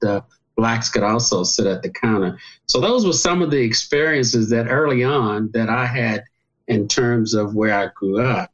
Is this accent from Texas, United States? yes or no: yes; Galveston, Texas, United States; now in Los Angeles, United States; I was born in Galveston, Texas